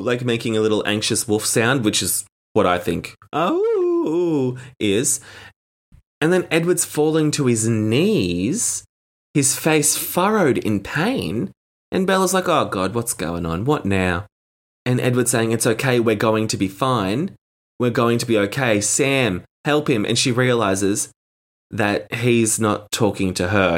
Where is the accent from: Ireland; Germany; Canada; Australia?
Australia; as an Australian